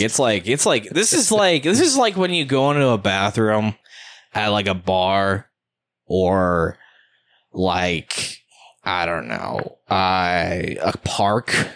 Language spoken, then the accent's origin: English; United States; I am an American